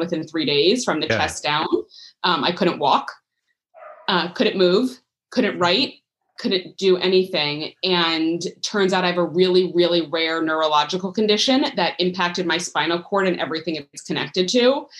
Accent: New York, United States; moved away; also born or lived in Florida; I was born in New York

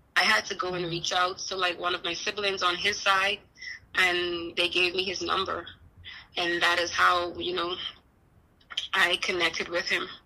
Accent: Bahamas; now in Houston, United States; I'm not from Houston, Texas, but that's where I'm at now. I'm originally from the Bahamas.

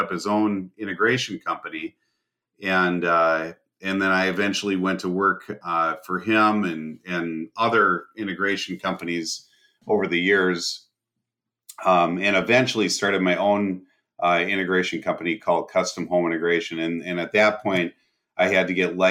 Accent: Bahamas; now in United States; I grew up in the Bahamas

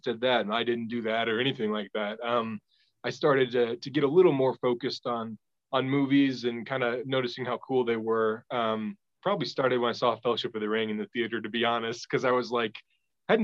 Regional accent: Topeka, Kansas, United States; moved away as an adult; also born or lived in Los Angeles; now in New Mexico, United States; I was born in Topeka, raised there. I moved not until I was 20 or 21 to Kansas City.

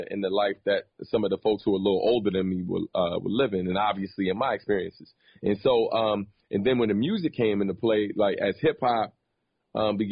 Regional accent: Maryland, United States; Growing up in Maryland, man, it was very different than obviously a New York per se

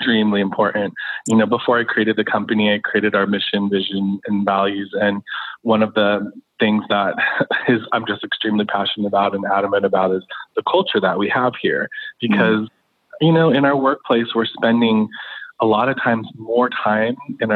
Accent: Los Angeles, California, United States; I'm an LA native. I grew up in Los Angeles, went to UCLA

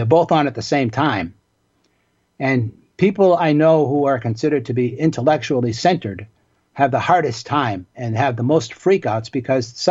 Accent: Boston, Massachusetts, United States; I grew up in Boston in the neighborhood of Dorchester

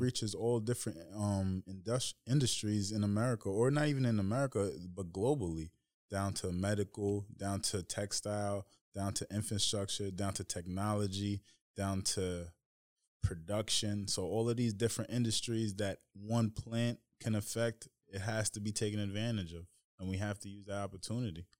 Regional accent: Tuckahoe, New York, United States; ended up growing up in Tuckahoe

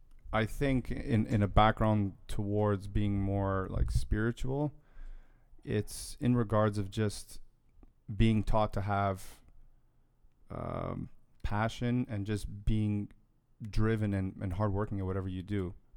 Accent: Toronto, Ontario, Canada

